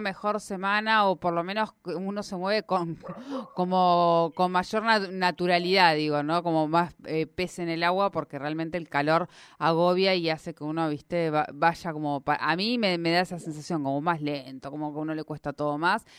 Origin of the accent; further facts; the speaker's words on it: Argentina; aquí en nuestro país